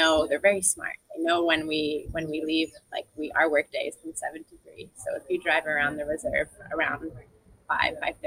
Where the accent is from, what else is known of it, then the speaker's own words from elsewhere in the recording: New Jersey, United States; now in Barbados; where I grew up in New Jersey